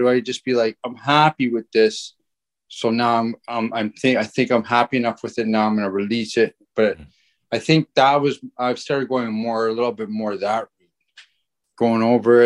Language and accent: English; Ontario, Canada; we're not from Winnipeg. We're from Ontario